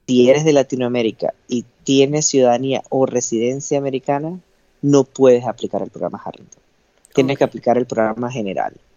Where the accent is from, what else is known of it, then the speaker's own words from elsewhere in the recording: Panama; moved away as an adult; now in United States; en mi país no había residencia de endocrinología